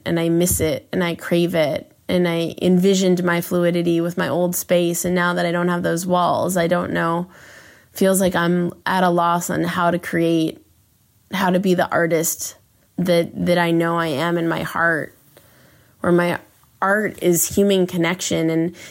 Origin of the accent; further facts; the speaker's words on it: Los Angeles, California, United States; I grew up in LA in Westwood, and looking over my balcony and just totally feeling like anything was possible for me.